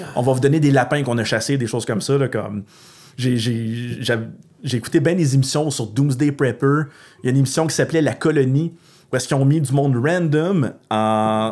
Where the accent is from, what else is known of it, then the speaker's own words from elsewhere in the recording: Gatineau, Quebec, Canada; je viens de l'Outaouais